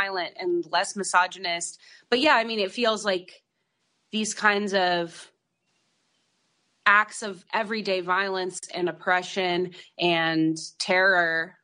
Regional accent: Idaho, United States; moved away; also born or lived in Los Angeles; I grew up in Idaho

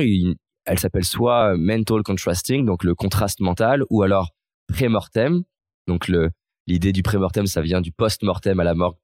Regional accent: Lyon, Auvergne-Rhône-Alpes, France; also born or lived in Vaulx-en-Velin / Villeurbanne; j'ai grandi à Lyon.

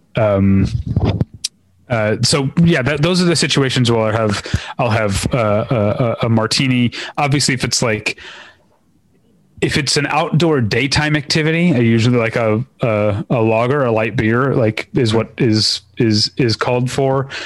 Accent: Missouri, United States; now in Los Angeles, United States; I grew up in Missouri

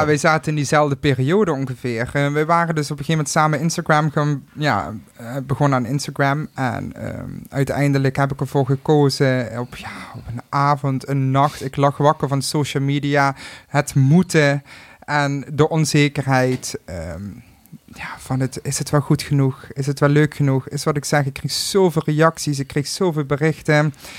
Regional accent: Limburg, Netherlands; accent: Limburg; mijn accent

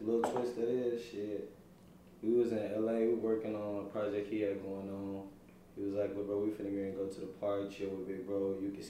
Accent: Chicago, Illinois, United States; I'm from Chicago, Illinois too

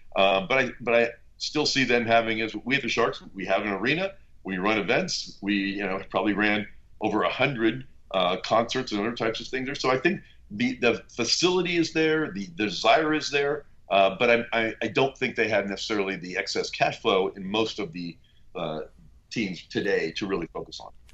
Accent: Bay Area, California, United States; now in Southern California, United States; I am a transplant down here to Southern California. I grew up in the Bay Area, a long-suffering Golden State Warrior fan.

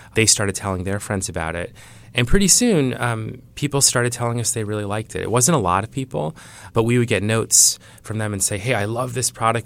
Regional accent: Iowa, United States; I grew up in Iowa.

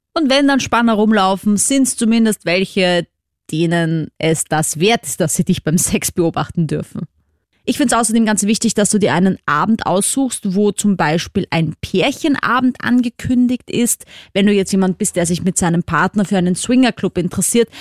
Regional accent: Vienna, Austria; falls du es an meinem Akzent noch nicht gehört hast, ich komme ja aus Wien, aus Österreich

